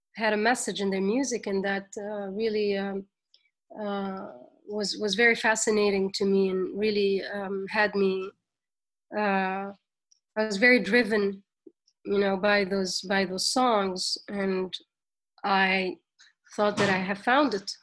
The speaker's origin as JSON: {"language": "English", "country": "Tunisia", "moved": "as an adult", "lives_now": "New York, United States", "said": "as young Tunisians and as young Arabs"}